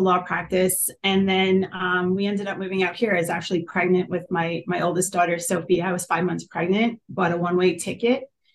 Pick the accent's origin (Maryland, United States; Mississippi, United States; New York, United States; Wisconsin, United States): New York, United States; New York City; now in San Diego, United States; I grew up in Queens in New York, one of the five boroughs, born and raised there